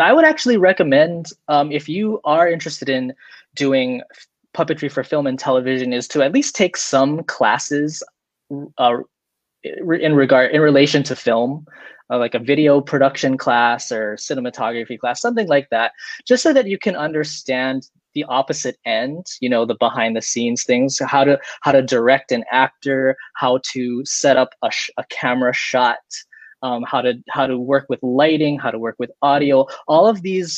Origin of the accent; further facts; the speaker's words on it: Hawaii, United States; I'm from Hawaii